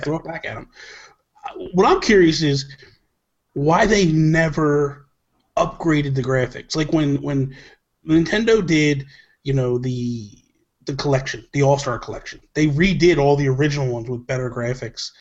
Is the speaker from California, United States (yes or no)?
no; New Jersey, United States; I'm from Jersey.